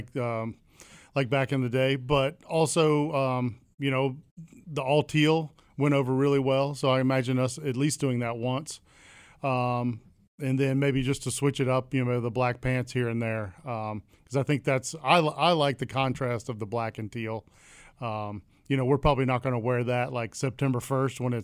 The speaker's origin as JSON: {"language": "English", "town": "Atlanta", "region": "Georgia", "country": "United States", "tie": "born or raised there", "said": "I grew up in Atlanta"}